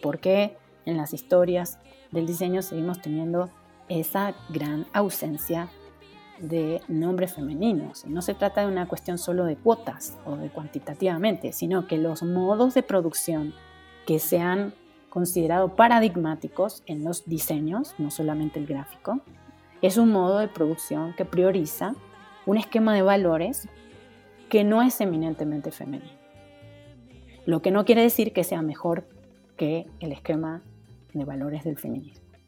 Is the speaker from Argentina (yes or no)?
yes; Argentina; moved away as an adult; also born or lived in Mexico City, Mexico; now in Mexico; soy argentina de nacimiento, llegué a México a los 18 años